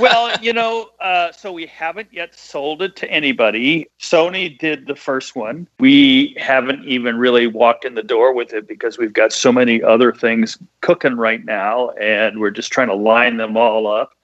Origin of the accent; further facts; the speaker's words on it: Midwest, United States; I'm from the Midwest.